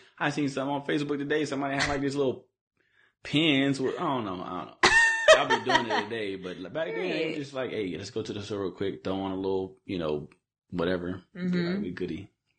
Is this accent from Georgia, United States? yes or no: yes; Decatur, Georgia, United States; I'm not technically from Atlanta. I'm from Decatur, Zone 60, Atlanta, Covington, Highway, Glenwood